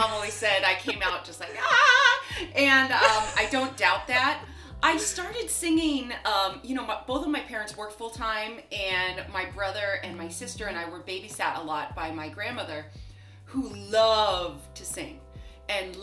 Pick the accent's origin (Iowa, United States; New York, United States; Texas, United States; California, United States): California, United States; Los Angeles; I grew up in Los Angeles